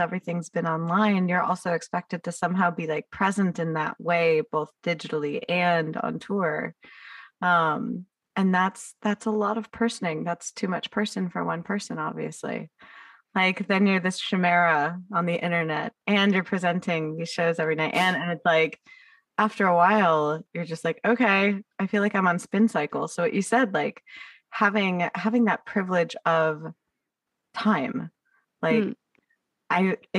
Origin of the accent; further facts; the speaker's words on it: United States; an American elder millennial